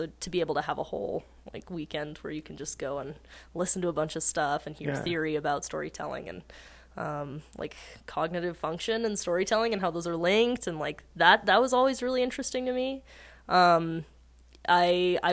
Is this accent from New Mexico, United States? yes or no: yes; Taos, New Mexico, United States; I'm from Taos